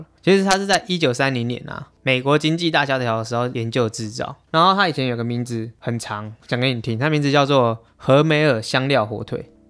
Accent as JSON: {"language": "Chinese", "country": "Taiwan", "said": "虽然我是台湾人，"}